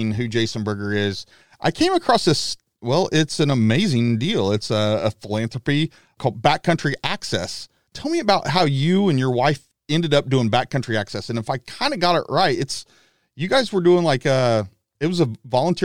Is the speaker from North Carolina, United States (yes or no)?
no; Paola, Kansas, United States; born or raised there